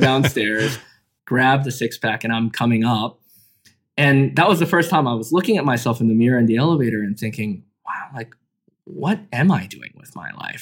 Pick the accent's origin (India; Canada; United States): Canada; middle school growing up in Canada